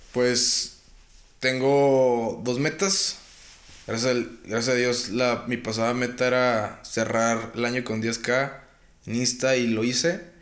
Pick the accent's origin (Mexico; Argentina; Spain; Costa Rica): Mexico; moved away; also born or lived in United States; era el mexicano